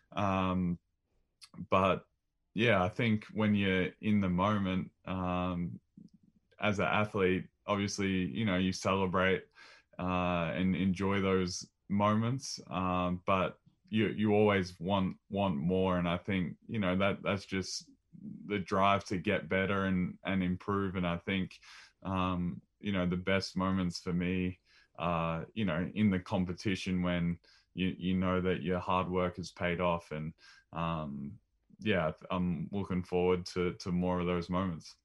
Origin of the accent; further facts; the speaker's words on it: Maryborough, Victoria, Australia; growing up in Maryborough, shooting hoops with mum and dad rebounding